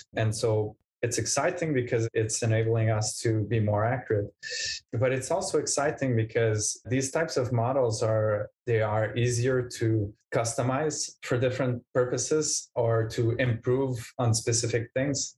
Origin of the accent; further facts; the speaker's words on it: Montreal, Quebec, Canada; I'm from Montreal, Canada.